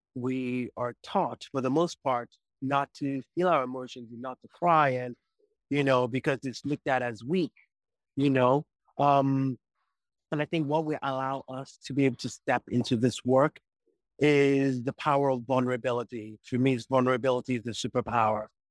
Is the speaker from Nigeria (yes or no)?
yes; Nigeria; moved away as an adult; also born or lived in United States; born in the U S, grew up in Nigeria, and then once I was eighteen, moved to the U S and was there till I was well into my forties